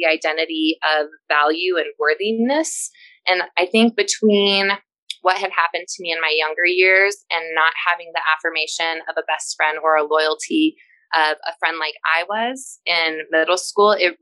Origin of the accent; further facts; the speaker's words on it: Colorado, United States; growing up in Colorado was really great